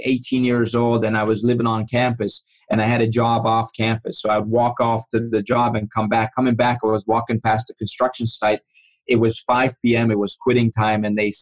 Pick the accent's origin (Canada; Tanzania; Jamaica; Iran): Iran; moved away; I grew up in Iran, and you know, I was 5 years old when the revolution started